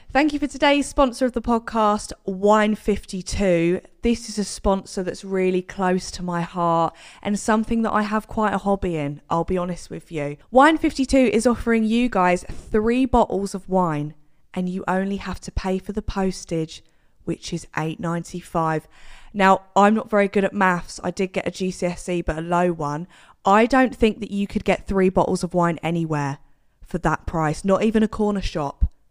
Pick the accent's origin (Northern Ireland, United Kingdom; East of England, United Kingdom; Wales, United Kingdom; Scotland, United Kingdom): East of England, United Kingdom; Cambridge; I'm from Cambridge